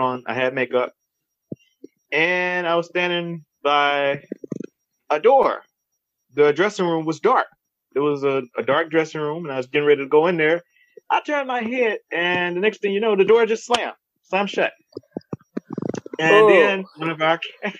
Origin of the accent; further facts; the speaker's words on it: Baton Rouge, Louisiana, United States; I was born and raised here in Baton Rouge, Louisiana.